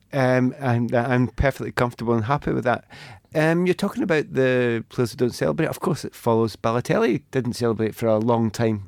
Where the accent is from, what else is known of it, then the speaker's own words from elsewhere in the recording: Scotland, United Kingdom; being Scottish